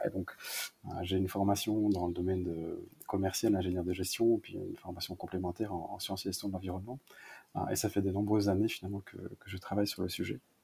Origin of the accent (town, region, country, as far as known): Malmedy, Wallonia, Belgium; born or raised there